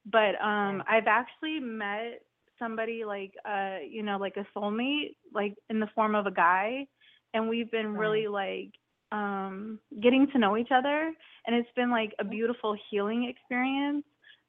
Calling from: New Port Richey, Florida, United States; I'm calling from Newport Richey.

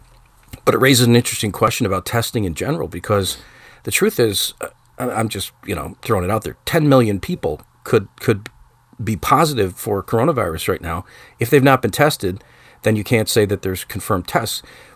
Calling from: Buffalo, New York, United States; Well, I'm in Buffalo, New York. For those that aren't familiar with the geography of New York State, we're 400 miles from New York City.

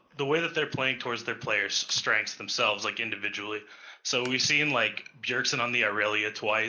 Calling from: Columbus, Ohio, United States; I'm calling from Columbus, Ohio.

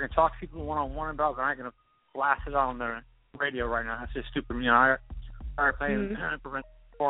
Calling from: Los Angeles, California, United States; San Fernando Valley, Los Angeles area. But it's a valley

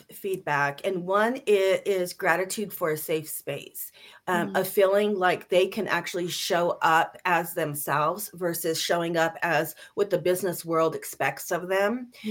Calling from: California, United States; I'm in sunny Southern California.

